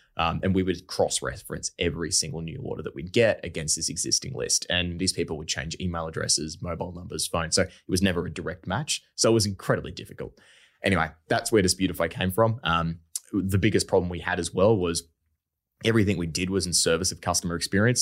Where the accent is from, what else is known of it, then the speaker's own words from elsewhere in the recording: Brisbane, Queensland, Australia; I'm from Brisbane, um, I'm born and bred Australian, so, like, I've grown up here